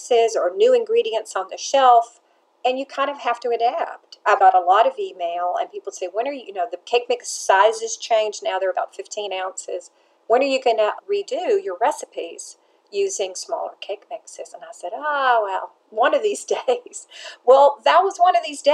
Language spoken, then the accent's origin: English; Nashville, Tennessee, United States; also born or lived in Atlanta, United States; I grew up baking cakes in Nashville with my mother